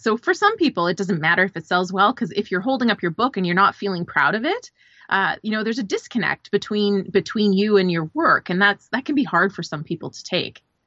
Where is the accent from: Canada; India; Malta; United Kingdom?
Canada; now in Los Angeles, United States; I'm originally a Canadian. I live in Los Angeles